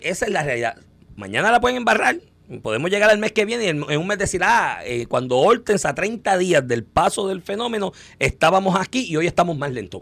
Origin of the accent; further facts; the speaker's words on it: Comerío, Puerto Rico; si tú vives en Comerío, por ejemplo, que yo soy de Comerío